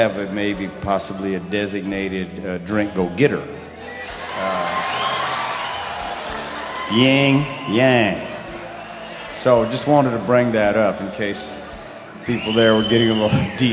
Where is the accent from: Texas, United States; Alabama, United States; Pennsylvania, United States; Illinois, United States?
Alabama, United States; Mobile; moved away; where I grew up in Mobile, Alabama